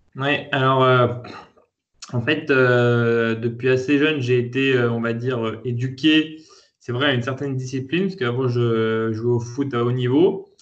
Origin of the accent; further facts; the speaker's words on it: Lyon, Auvergne-Rhône-Alpes, France; je suis né à Lyon, euh, fils de commerçants